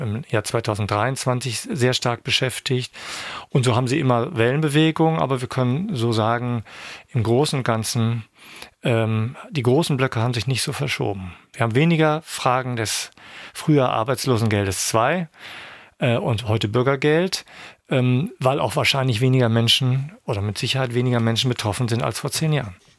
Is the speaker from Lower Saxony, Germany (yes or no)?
yes; Ankum, Lower Saxony, Germany; moved away as an adult; now in Schwerin, Germany; Ich stamme aus dem Landkreis Osnabrück, einem Ort namens Ankum